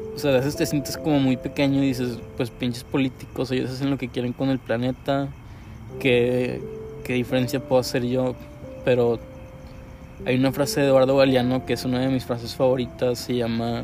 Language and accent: Spanish; Monterrey, Nuevo León, Mexico; soy un artista regiomontano